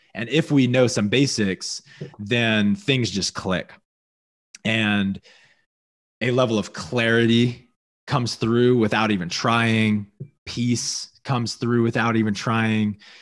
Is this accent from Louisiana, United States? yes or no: yes; Louisiana, United States; I grew up in Louisiana